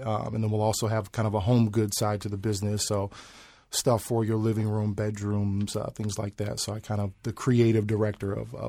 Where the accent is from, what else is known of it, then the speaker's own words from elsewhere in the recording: Chicago, Illinois, United States; now in Phoenix, United States; I'm originally from Chicago. My dad was in the military, so we kind of traveled around a lot. But I spent the majority of my time in Chicago. We moved here to Phoenix about 3.5 years ago.